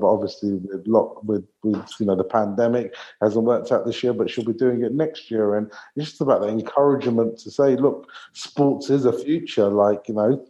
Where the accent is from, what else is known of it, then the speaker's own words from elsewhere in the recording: England, United Kingdom; And, you know, we're British. We're born and bred in England or in Britain somewhere.